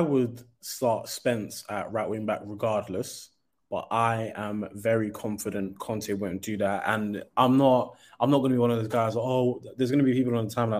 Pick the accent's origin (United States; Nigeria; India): Nigeria; being a Nigerian